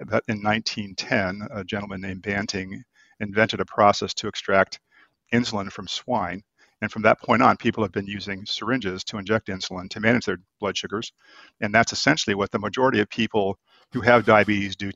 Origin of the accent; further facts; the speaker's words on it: Florida, United States; also born or lived in Boston; now in San Diego, United States; I'm from Florida